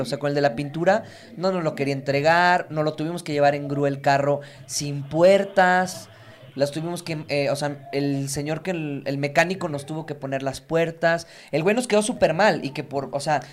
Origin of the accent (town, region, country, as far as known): Mexico